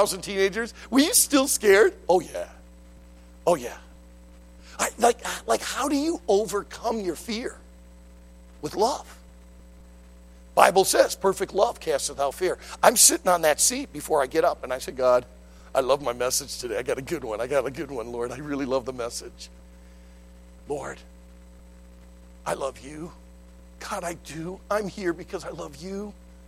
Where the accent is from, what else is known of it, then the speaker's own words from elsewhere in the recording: Detroit, Michigan, United States; I grew up in Detroit. I went right through the riots in the late 60s